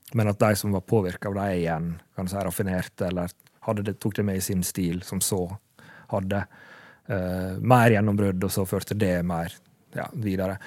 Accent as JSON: {"language": "Norwegian", "area": "Sunnmøre", "region": "Møre og Romsdal", "country": "Norway", "accent": "Sunnmøre dialect"}